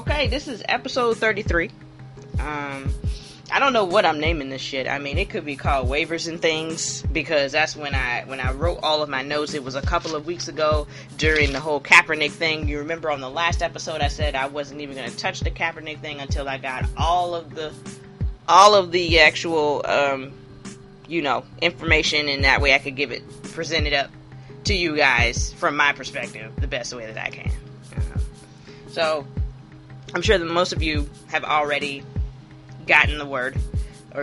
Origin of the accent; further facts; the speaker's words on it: the South, United States; as a Southerner, who has tons of New York people in my family, where my family is from South Carolina